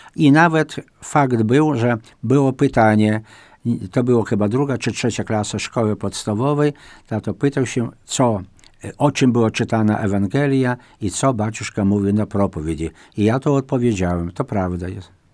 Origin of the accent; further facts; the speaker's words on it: Wajków, Podlaskie Voivodeship, Poland; W Mielniku nad Bugiem, a moja rodzinna wieś, Wajków